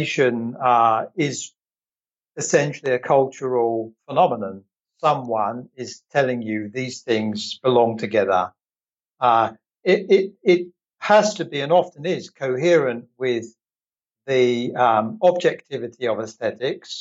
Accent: England, United Kingdom; moved away; I'm originally from England

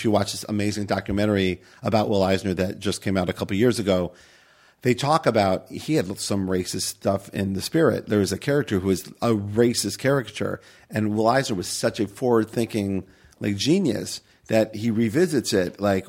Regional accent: Cleveland, Ohio, United States; now in Portland, United States; I'm from Cleveland

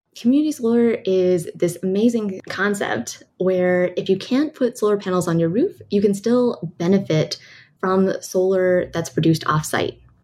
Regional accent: California, United States; I'm from California

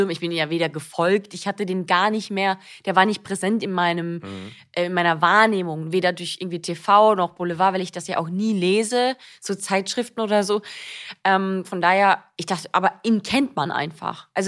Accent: Austria; moved away as an adult; now in Germany; für mich war es ja auch so, dass ich ja neu in Deutschland war. Ich bin ja aus Österreich hierher gezogen, 2014

